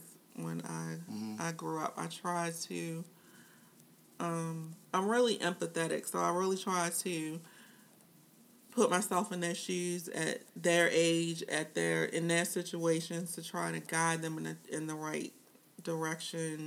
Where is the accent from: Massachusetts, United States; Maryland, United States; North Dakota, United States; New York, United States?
Maryland, United States; Baltimore; I moved from West Baltimore to East Baltimore